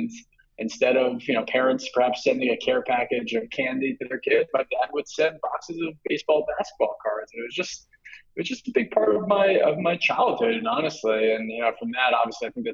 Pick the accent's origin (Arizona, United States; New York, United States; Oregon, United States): New York, United States; New York City; also born or lived in Connecticut; we moved to Manhattan when I was about 3 or 4 years old, but we kept the house in Connecticut for many years